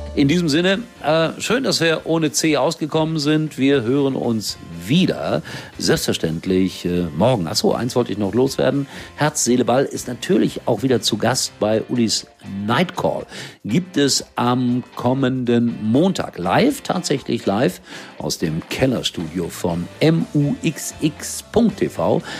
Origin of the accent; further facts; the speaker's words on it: Germany; Hier bei uns in Deutschland